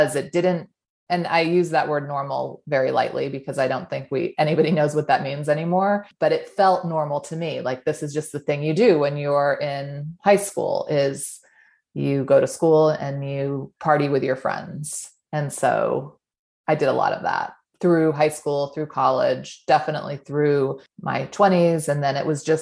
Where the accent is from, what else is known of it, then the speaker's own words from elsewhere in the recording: New England, United States; moved away as an adult; now in Utah, United States; I grew up in New England. I've been in Utah for the last 15 or 16 years